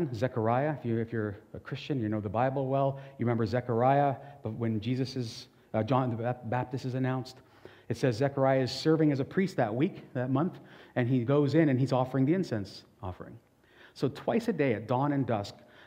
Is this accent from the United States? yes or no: no; Portugal; And I'm Portuguese